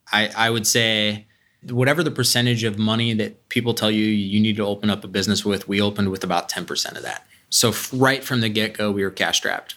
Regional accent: Columbus, Ohio, United States; I grew up here. I grew up in Whitehall, went to Columbus Academy

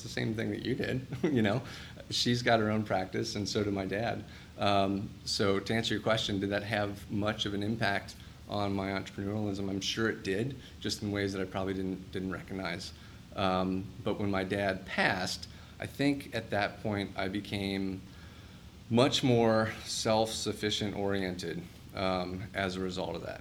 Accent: Cincinnati, Ohio, United States; I grew up in Cincinnati

